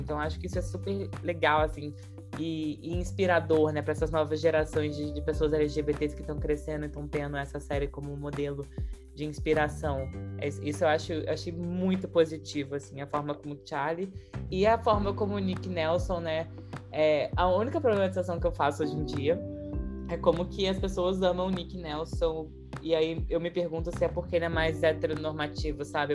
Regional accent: interior of Rio de Janeiro state, Brazil; Eu sou do interior do Rio e eu fiz escola pública, né? Eu fiz escola pública minha vida inteira

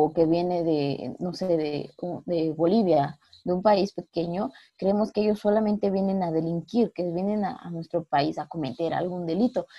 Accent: Mexico; nosotros como mexicanos

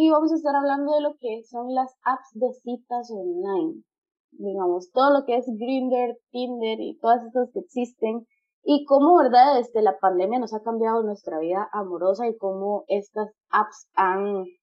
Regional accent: Guatemala; yo soy de Guatemala

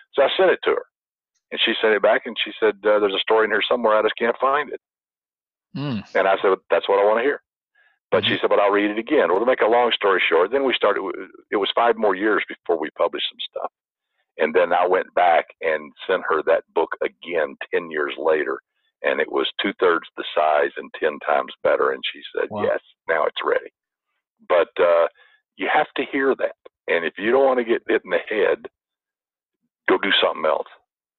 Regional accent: the South, United States; now in Irvine, United States; Now, I grew up in the South. I could spin a yarn. Everybody in the South can spin a yarn or they won't feed you.

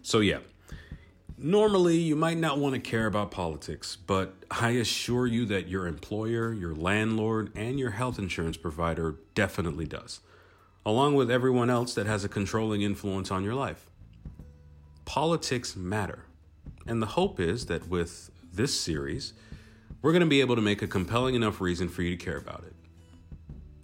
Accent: South Florida, United States; also born or lived in Brooklyn, New York, United States; now in Paris, France; I'm originally from South Florida by way of Brooklyn, New York

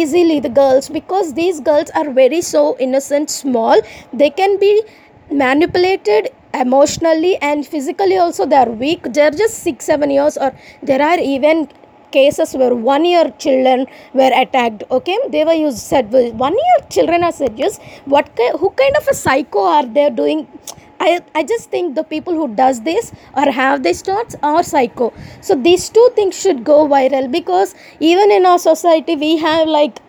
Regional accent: Vijayawada, Andhra Pradesh, India; even in Andhra Pradesh, even in Vijayawada, even in my hometown

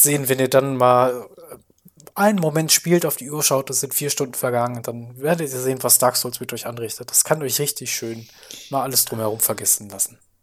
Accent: Germany; als Deutscher

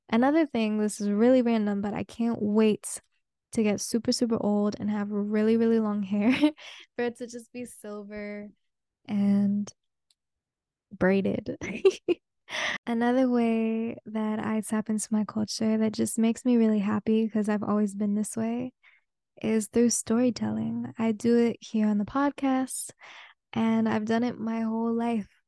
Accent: the Bay Area, California, United States; first language Spanish; English is a second language; moved away; I am a Bay girl through and through and through and through

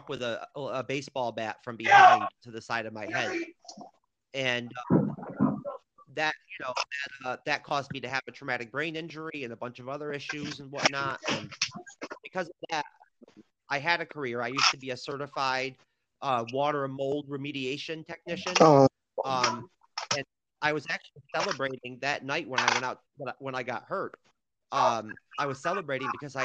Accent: near Cooperstown, New York, United States; I'm from near Cooperstown, New York

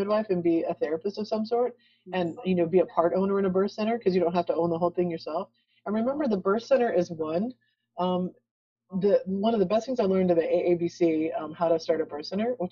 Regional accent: El Paso, Texas, United States; moved away; I grew up in El Paso

